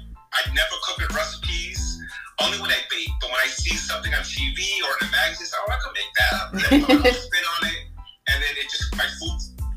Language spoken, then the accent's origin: English; Mayagüez, Puerto Rico; My parents are both mixed. Mm-hmm. You know, I was born in Puerto Rico and Mayagüez, but my father's Puerto Rican and Brazilian, and my mother's Puerto Rican and Sicilian.